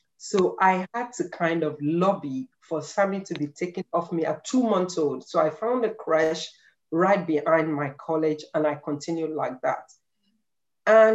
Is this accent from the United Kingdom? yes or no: no; Nigeria; moved away as an adult; now in Ireland; I came from Nigeria. We all know that we Nigerians, we love books.